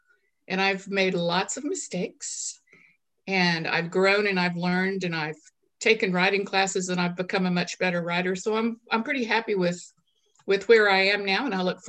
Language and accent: English; Little Rock, Arkansas, United States; also born or lived in South Dakota / Maryland; I'm an Air Force brat from a military family. I'm basically from Little Rock, Arkansas, but we've traveled all over the place.